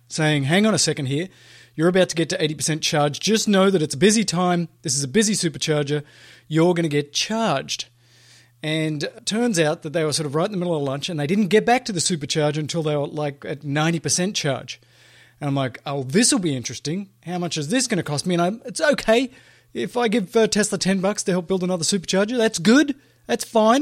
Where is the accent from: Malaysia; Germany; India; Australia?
Australia; moved away; my home country of Australia